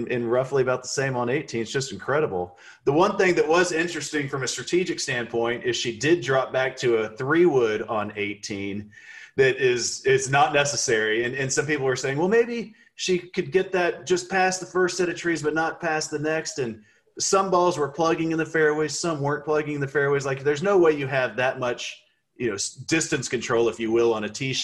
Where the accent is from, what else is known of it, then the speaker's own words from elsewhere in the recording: Texas, United States; I'm from Texas